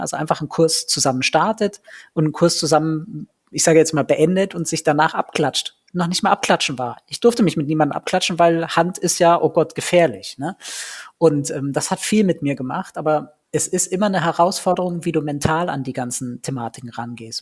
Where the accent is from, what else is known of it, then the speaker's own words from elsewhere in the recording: Ulm, Baden-Württemberg, Germany; ich bin in Ulm geboren